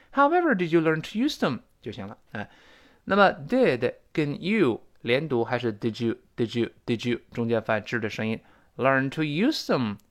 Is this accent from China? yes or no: yes; China; 就是我们中国人说的这个这个那个那个